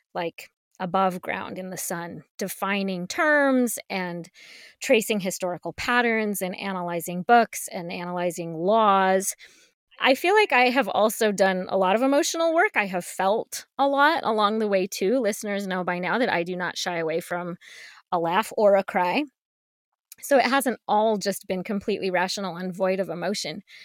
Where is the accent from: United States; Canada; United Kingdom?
United States; Colorado; I grew up in Colorado, and Columbine High School was about ten miles away from my house.